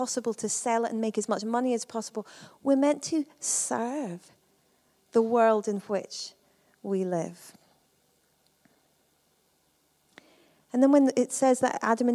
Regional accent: Perth, Scotland, United Kingdom; I come from Perth.

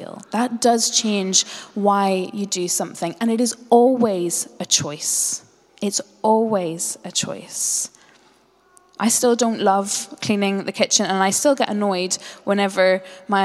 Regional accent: Northern Ireland, United Kingdom; I grew up as a Northern Irish Presbyterian

